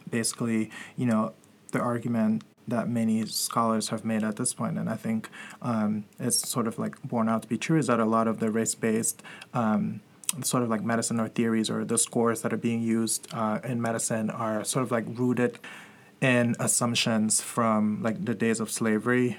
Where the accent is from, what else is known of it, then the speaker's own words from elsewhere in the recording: Cameroon; I'm from Cameroon